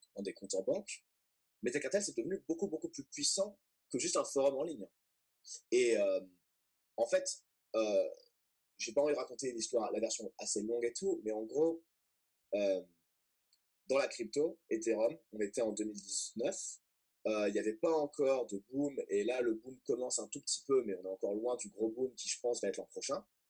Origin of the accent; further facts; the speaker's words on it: Boulogne-Billancourt, Île-de-France, France; moved away as an adult; also born or lived in Manchester; je viens de Paris et euh, enfin en fait de Boulogne-Billancourt, donc banlieue parisienne. Euh, de 0 à 18 ans.